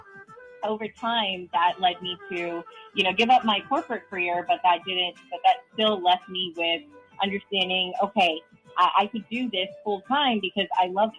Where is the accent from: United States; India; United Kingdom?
India; moved away; my background, I am an immigrant. I'm Indian